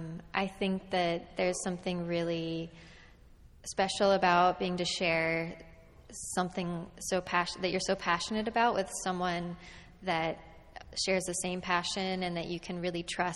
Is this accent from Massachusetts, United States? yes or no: no; Los Gatos, California, United States; also born or lived in Washington, D.C.; now in San Francisco, United States; I was born in Los Gatos